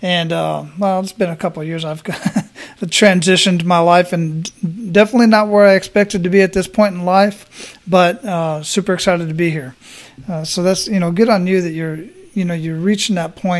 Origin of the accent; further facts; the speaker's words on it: Arizona, United States; now in Tampa, United States; I'm originally from Arizona